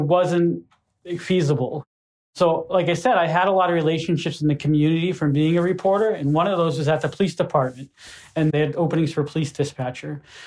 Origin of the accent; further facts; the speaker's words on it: Gardner, Massachusetts, United States; my hometown newspaper